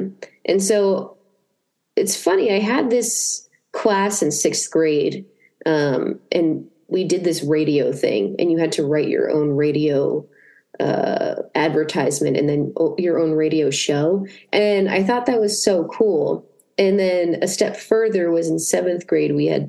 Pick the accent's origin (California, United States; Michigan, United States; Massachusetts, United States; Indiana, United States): Massachusetts, United States; born or raised there